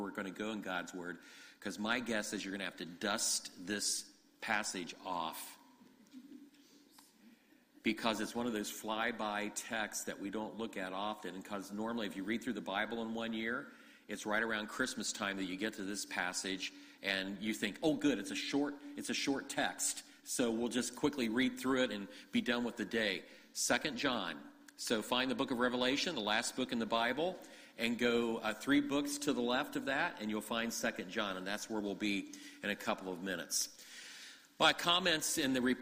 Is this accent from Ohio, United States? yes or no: yes; Ohio, United States; moved away as an adult; also born or lived in Grand Rapids, Michigan; now in Michigan, United States; I grew up in Ohio. We moved to Michigan 14 years ago